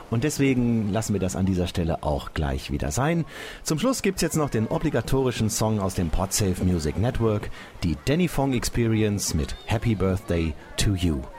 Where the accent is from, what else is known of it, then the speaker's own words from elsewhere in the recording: Gütersloh, North Rhine-Westphalia, Germany; Nee, nee, ich komme aus Gütersloh. Das ist in der Nähe von Hamm.